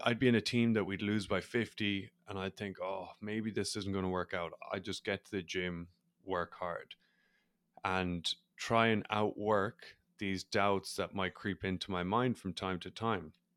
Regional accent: Ireland; accent: Irish; as people probably are able to pick up on my accent, I'm Irish. So, growing up in Ireland, rugby was big

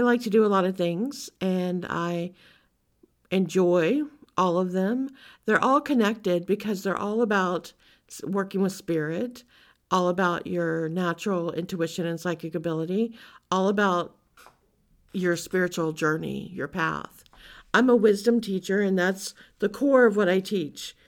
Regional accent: Louisiana, United States; growing up in Louisiana

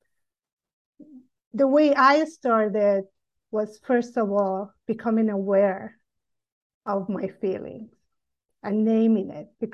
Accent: Iran; moved away as an adult; I grew up in Iran until age of 18

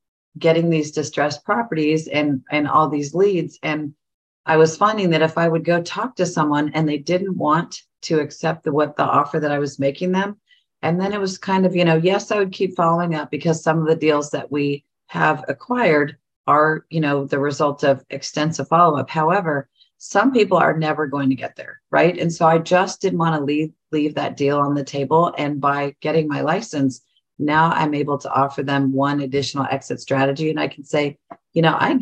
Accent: Northern California, United States; now in Central Ohio, United States; I'm from Northern California, but my sister still lives there

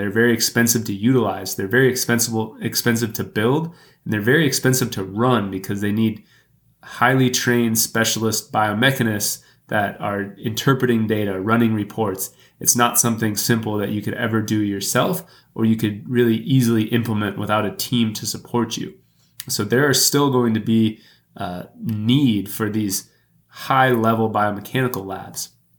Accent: Texas, United States; now in Milwaukee, United States; Growing up in Texas

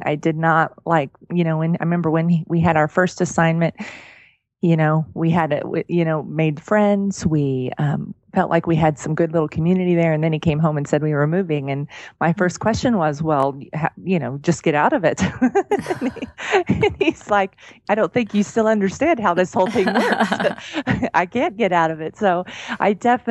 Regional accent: Oklahoma, United States; moved away as an adult; now in Colorado Springs, United States; I grew up in Oklahoma in the same house.

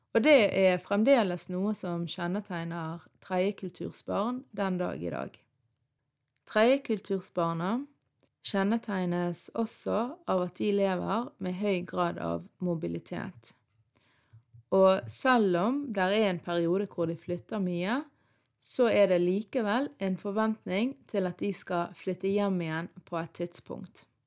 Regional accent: Norway; ungdom som er født og oppvokst i Norge, men har foreldre fra andre land, sånn som meg sjøl

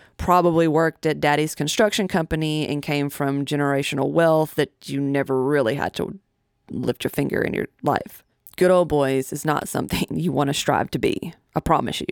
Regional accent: Tennessee, United States; my home state of Tennessee

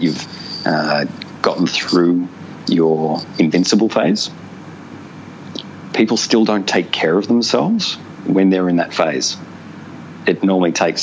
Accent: Ballarat, Victoria, Australia; moved away as an adult; also born or lived in Darwin; I grew up in Ballarat, which is in country Victoria, about an hour and a half northwest of Melbourne.

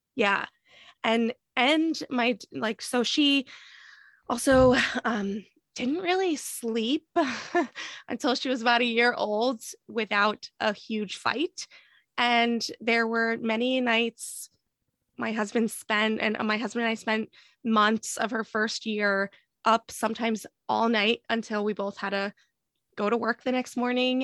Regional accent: New Jersey, United States; moved away as an adult; also born or lived in Boston; we moved from Boston to New Jersey, where I'm from

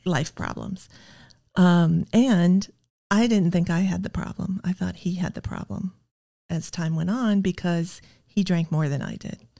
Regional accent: Iowa, United States; I grew up in the Midwest in Iowa in the sixties

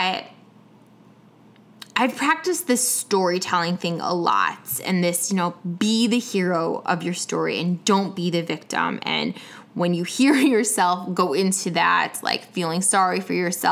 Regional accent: Chicago, Illinois, United States; now in Atlanta, United States; I was from Atlanta, you know, in town, originally from Chicago, but in town from Atlanta

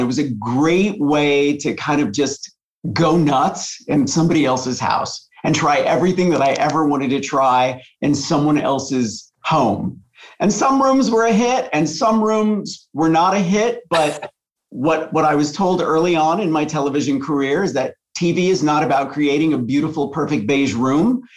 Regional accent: La Junta, Colorado, United States; I grew up in La Junta, Colorado, which is a very, very small town in the southeast corner of Colorado

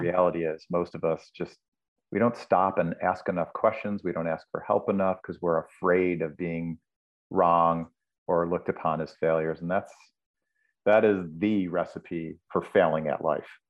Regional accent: Buffalo, New York, United States; moved away; I was back in Buffalo, New York, my hometown

